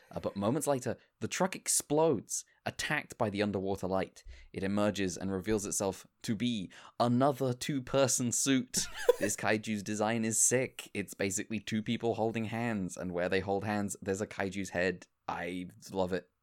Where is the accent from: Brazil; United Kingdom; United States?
United Kingdom; being British